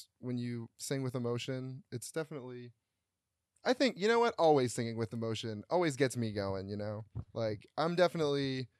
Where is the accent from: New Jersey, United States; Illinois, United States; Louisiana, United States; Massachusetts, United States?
Massachusetts, United States; Yeah, guys, we're from Massachusetts.